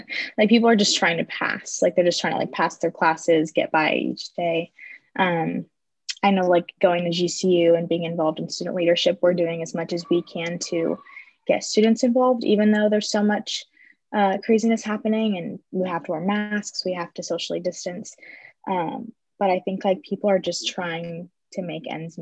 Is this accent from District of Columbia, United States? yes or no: no; Las Vegas, Nevada, United States; moved away as an adult; also born or lived in Phoenix area; now in Phoenix, United States; I'm from Las Vegas.